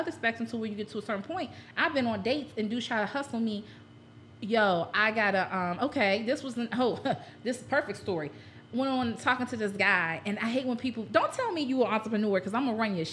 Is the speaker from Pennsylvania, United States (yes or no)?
yes; Pittsburgh, Pennsylvania, United States; moved away as an adult; now in Philadelphia, United States; I'm from Pittsburgh, born and raised